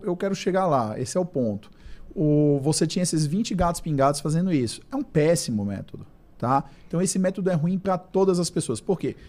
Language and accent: Portuguese; Brazil; nós como brasileiros